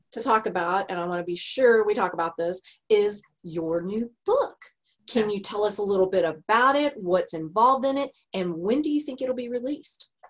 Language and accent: English; Texas, United States; I'm a Texan.